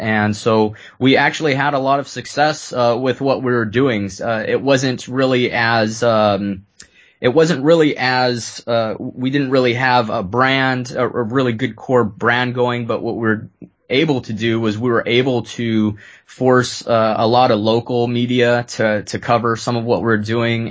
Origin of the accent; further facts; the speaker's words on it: San Jose, California, United States; also born or lived in Lewiston, Maine; growing up in Silicon Valley in San Jose